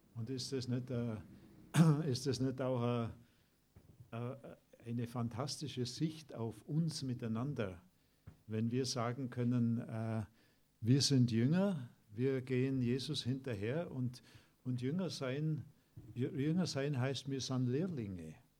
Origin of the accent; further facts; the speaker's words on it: Germany; wir als Deutsche